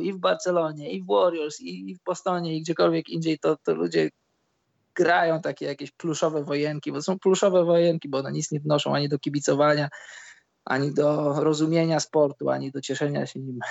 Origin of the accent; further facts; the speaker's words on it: Poland; my żyjąc w Polsce